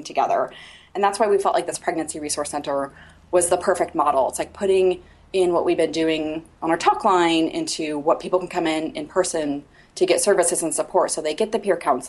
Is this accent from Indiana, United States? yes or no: yes; Indiana, United States; also born or lived in Portland, Oregon; this is my home. So I'm from Indiana